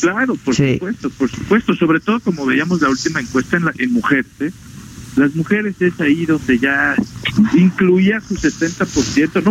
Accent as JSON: {"language": "Spanish", "country": "Mexico"}